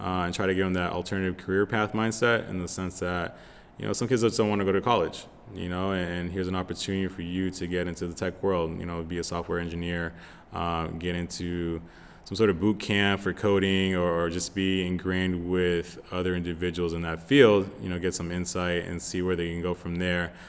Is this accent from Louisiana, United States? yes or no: no; Lowell, Massachusetts, United States; moved away as an adult; also born or lived in Florida; now in Los Angeles, United States; I'm originally from Massachusetts, uh, born and raised in Lowell